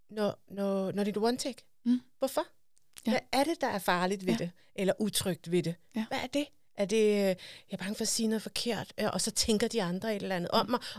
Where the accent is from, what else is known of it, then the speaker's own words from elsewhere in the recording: Denmark; Altså, vi er jo danskere.